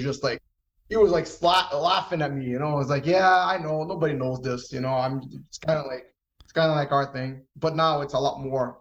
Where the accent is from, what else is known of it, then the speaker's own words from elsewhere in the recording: Rio de Janeiro, Brazil; also born or lived in New York, United States; now in United States; I grew up in Brazil. I grew up in Rio.